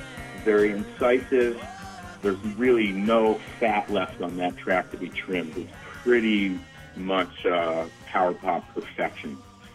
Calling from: New Bedford, Massachusetts, United States; I'm calling from New Bedford, Massachusetts.

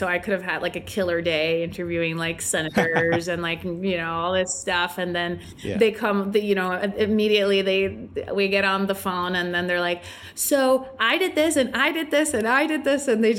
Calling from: Puerto Rico; I'm joining you from sunny Puerto Rico.

